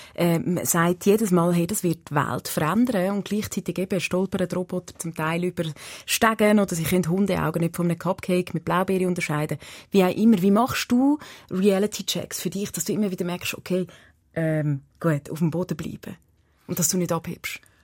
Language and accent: German; Switzerland